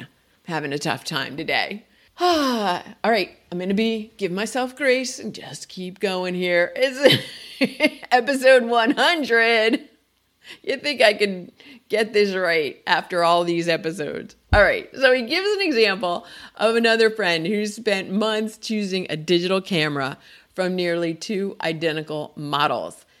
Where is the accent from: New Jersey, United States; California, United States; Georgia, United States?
New Jersey, United States; moved away; I grew up in New Jersey